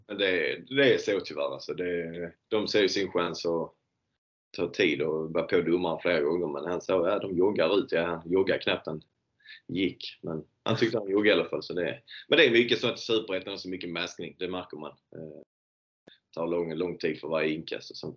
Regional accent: Landskrona, Skåne, Sweden; här hemma i Landskrona

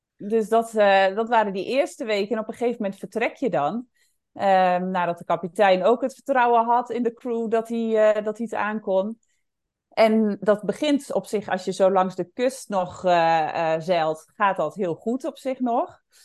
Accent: Netherlands; also born or lived in Indonesia / Bali; ik woonde in het dorp waar ik ook opgegroeid ben en waar ik vandaan kom.

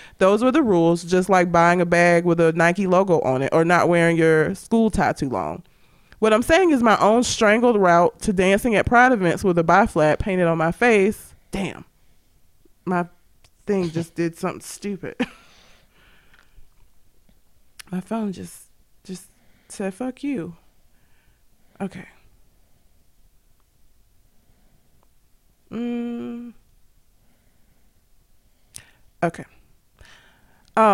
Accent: Norwood, London, United Kingdom; So, I grew up in Southeast London, just outside of a place called Croydon, in a rough neighborhood called Norwood. I was born in 87, so it wasn't exactly the most understanding environment to be in.

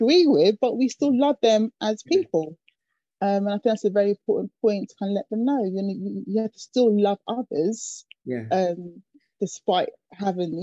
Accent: London, United Kingdom; I grew up in Acton, West London

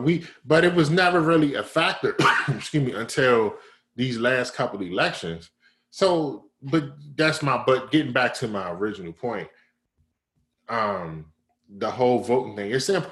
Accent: Maryland, United States; now in California, United States; I grew up in Maryland

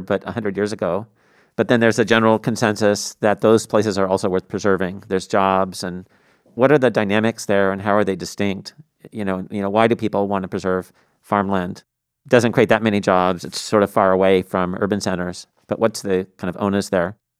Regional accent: Tacoma, Washington, United States; when I grew up in Tacoma

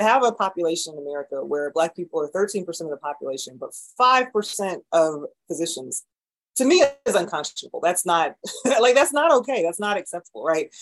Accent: Raleigh, North Carolina, United States; moved away as an adult; also born or lived in Atlanta, Georgia / Baltimore, Maryland; now in St. Louis, United States; I grew up in North Carolina in Raleigh.

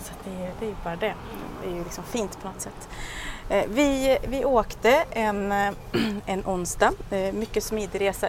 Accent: Sweden; also born or lived in Thailand

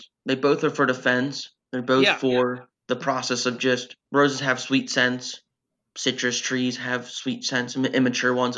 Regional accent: Pennsylvania, United States; I'm from Pennsylvania.

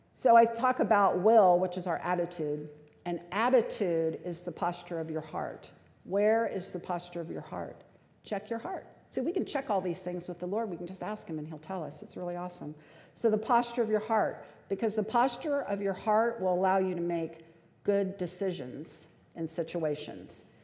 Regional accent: United States; We as American culture

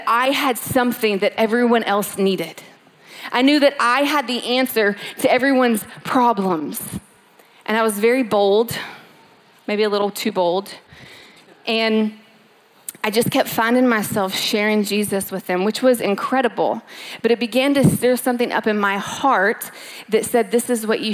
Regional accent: Louisville, Kentucky, United States; moved away as an adult; now in California, United States; Born and raised in Louisville, Kentucky, moved out to California eight years ago

